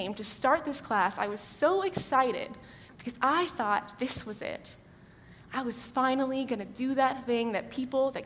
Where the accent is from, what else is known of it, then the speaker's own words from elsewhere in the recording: Georgetown, Texas, United States; I'm from Georgetown, Texas, just outside Austin